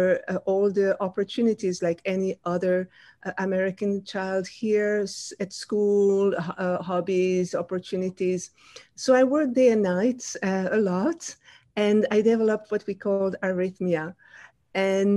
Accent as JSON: {"language": "English", "region": "Wallonia", "country": "Belgium", "tie": "born or raised there", "first_language": "French", "second_language": "English", "moved": "as an adult", "lives_now": "United States", "said": "I grew up in Belgium, the country next to France."}